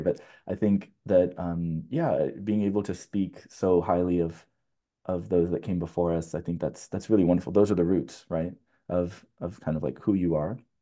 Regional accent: California, United States; coming from a Californian

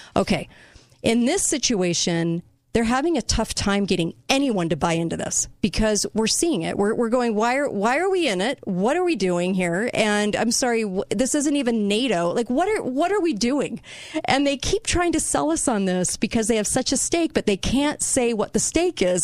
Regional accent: United States; I'm an American

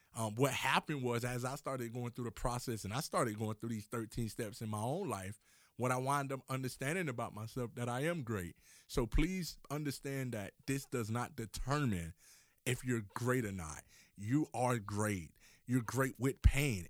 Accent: Miami, Florida, United States; I'm from Miami, Florida

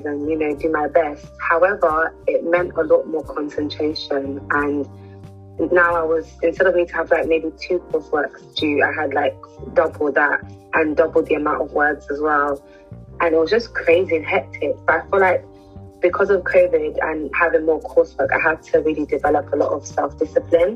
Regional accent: London, United Kingdom; I was born and raised in London, but my family originally comes from Nigeria

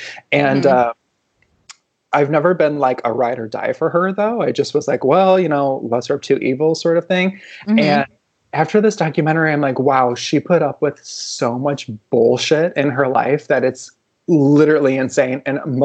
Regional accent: Midwest, United States; We're from the Midwest. There was nothing to do. We just had the TV on.

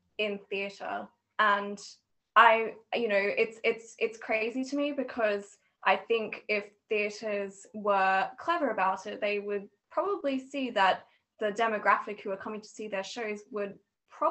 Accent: Australia; moved away as an adult; now in Edinburgh, United Kingdom; I'm originally from Australia, but I'm also living in Edinburgh at the minute

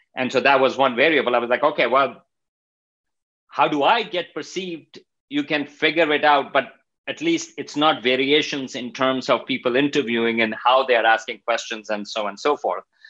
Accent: Pakistan; moved away as an adult; also born or lived in Stony Brook, New York; I'm coming from Pakistan

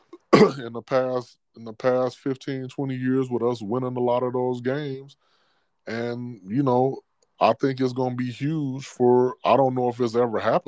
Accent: Michigan, United States; I grew up in Michigan

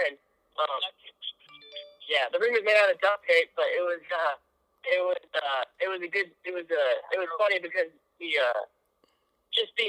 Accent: Kansas City, Missouri, United States; born or raised there

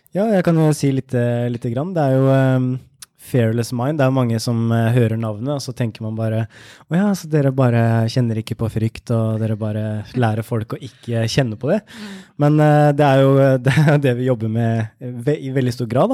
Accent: Ørje, Østfold, Norway; jeg kommer fra Indre Østfold, et sted som heter Ørje, som er rett ved svenskegrensa. Så jeg vokste opp med billig godteri

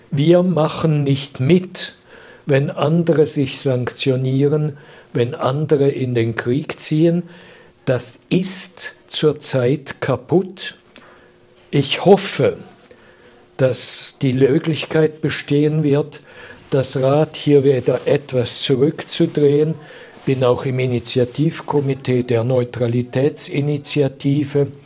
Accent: Switzerland; Und das ist ein ganz, ganz trauriges Gefühl für mich als Schweizer.

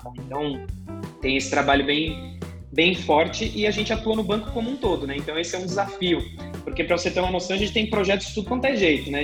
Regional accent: São Paulo, Brazil; Sou natural aqui de, de São Paulo mesmo.

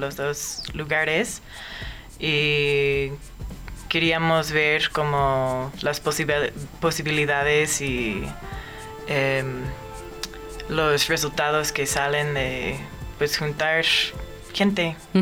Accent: Omaha, Nebraska, United States; moved away as an adult; now in Mexico City, Mexico; yo nací en Omaha, Nebraska y últimamente Vivía allá

